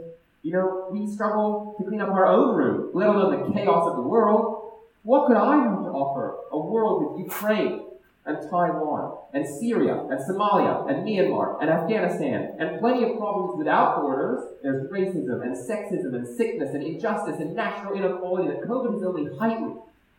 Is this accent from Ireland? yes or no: no; Ethiopia; also born or lived in Ghana / Australia / Germany; So I was born in Ghana. I grew up in Ethiopia. And then I moved from Ethiopia to Australia.